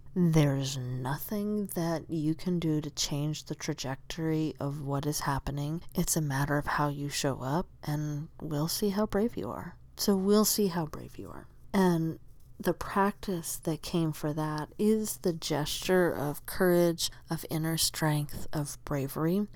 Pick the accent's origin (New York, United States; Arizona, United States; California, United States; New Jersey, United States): Arizona, United States; Southern; moved away as an adult; also born or lived in Tucson; now in Oregon, United States; I grew up in Southern Arizona where it's just sunny all the time